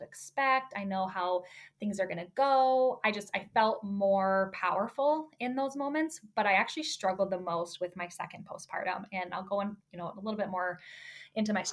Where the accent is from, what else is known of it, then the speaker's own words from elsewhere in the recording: Chicago, Illinois, United States; moved away as an adult; now in Michigan, United States; I was born and raised in Chicago suburbs, spent my whole life there